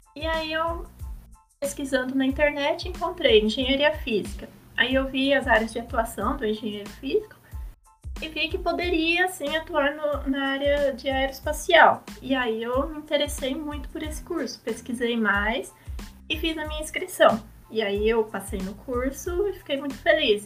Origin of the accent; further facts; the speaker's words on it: interior of São Paulo, Brazil; moved away as an adult; also born or lived in Foz do Iguaçu; Porque eu sou do interior de São Paulo, eu, eu me mudei para Foto do Iguaçu